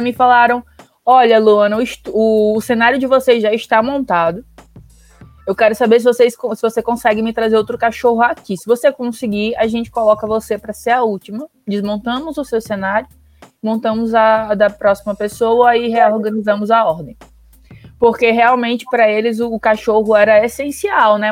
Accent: Natal, Rio Grande do Norte, Brazil; eu sou de Natal

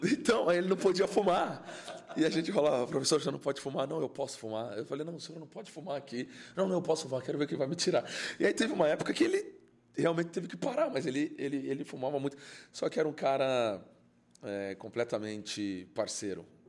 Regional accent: São Paulo, Brazil; onde eu nasci, onde eu fui criado, que era Guaianás, uma periferia ali, Juscelino, na Coab

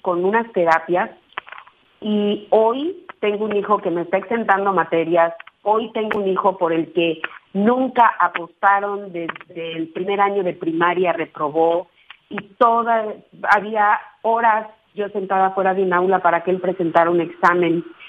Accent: Ruiz, Nayarit, Mexico; yo nací en Ruiz Nayarit, que es un pueblito allá

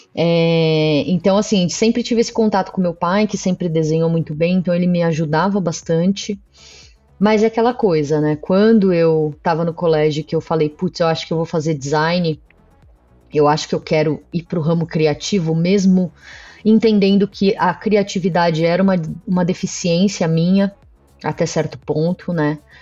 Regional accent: São Paulo, Brazil; eu sou daqui de São Paulo

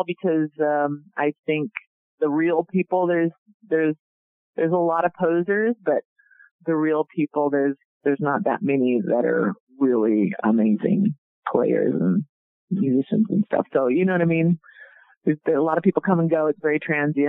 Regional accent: the Northwest, Pacific Northwest, United States; I'm from the Northwest

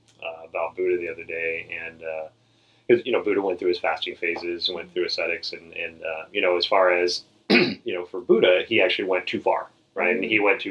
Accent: the South, United States; grew up in the South. I'm from the South, and it's like you pile everything on your plate, and then if you don't finish your plate, you're sitting there until you're done

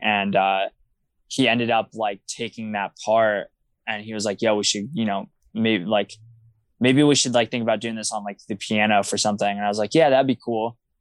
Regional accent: Wilkes-Barre, Pennsylvania, United States; growing up in Wilkes-Barre is just kind of, I feel like, a very unique experience

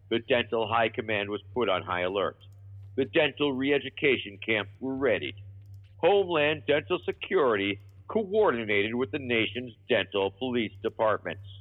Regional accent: Baltimore, Maryland, United States; Although I did get to drive around uh, with the actual mayor of my hometown for the day

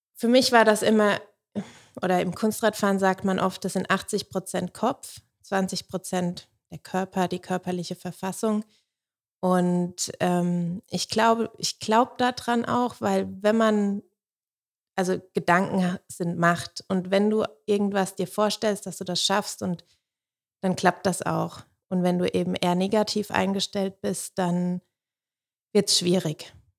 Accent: Sulzbach am Main, Bavaria, Germany; moved away as an adult; also born or lived in Stuttgart; da, wo ich herkomme aus Soden, das war damals eine Hochburg.

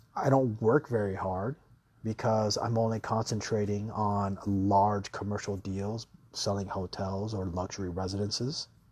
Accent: United States; now in Thailand; I myself, I'm an American

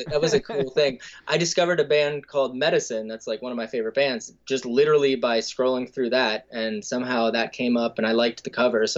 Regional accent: Stillwater, Minnesota, United States; I grew up in Stillwater, Minnesota

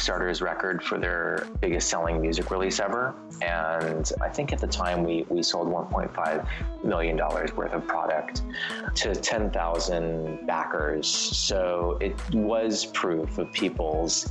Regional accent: Los Angeles, California, United States; I'm actually from

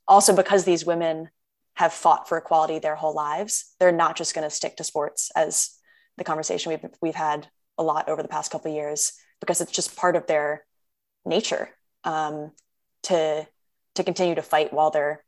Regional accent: Connecticut, United States; I grew up in Connecticut

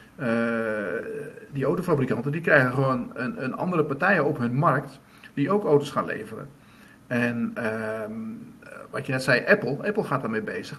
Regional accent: Drenthe, Netherlands; waar ik vandaan kom in Drenthe

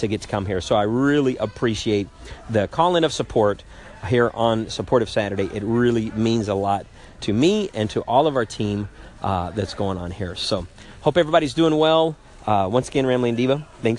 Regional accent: United States; I'm an American in my body

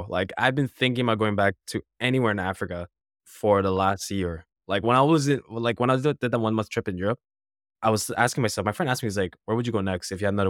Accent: Canada; I don't have to because I'm Canadian.

